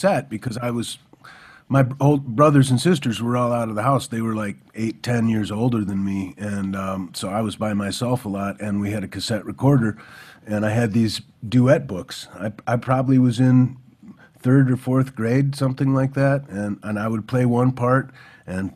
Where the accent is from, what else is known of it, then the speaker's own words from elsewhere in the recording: Michigan, United States; moved away as an adult; also born or lived in Detroit, Michigan / Ithaca, New York; I'm from Michigan